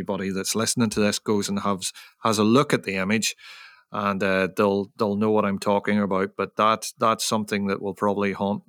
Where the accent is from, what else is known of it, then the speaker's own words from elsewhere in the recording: Ireland; because, you know, I'm from Ireland, and working in this tropical or subtropical environment in monsoon season is very tough on you.